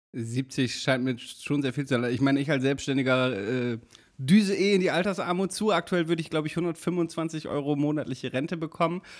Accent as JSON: {"language": "German", "town": "Damme", "region": "Lower Saxony", "country": "Germany", "tie": "born or raised there", "said": "meinem Heimatort"}